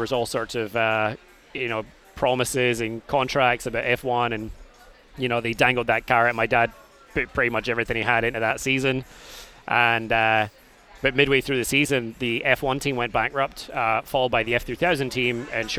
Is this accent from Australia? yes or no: no; Airdrie, Scotland, United Kingdom; moved away as an adult; also born or lived in Glasgow; now in Orlando, United States; I grew up outside of Glasgow, a place called Airdrie.